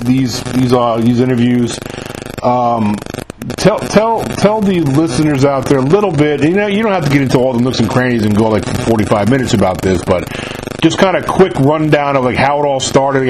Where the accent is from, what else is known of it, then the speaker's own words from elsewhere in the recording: New York, United States; moved away; I'm from New York myself, so I grew up I grew up up there.